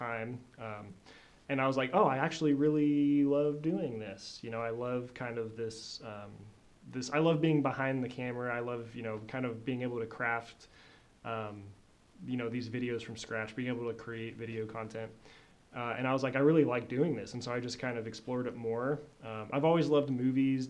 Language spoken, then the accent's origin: English; Des Moines, Iowa, United States; moved away as an adult; now in Joplin, United States; I'm from Des Moines, Iowa. And so kind of growing up there, and then I moved to Joplin in 2016 to go to school